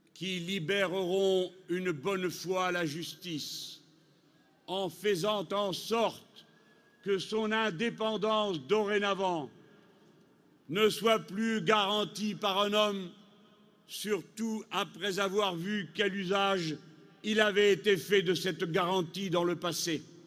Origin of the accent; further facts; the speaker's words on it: France; chez nous en France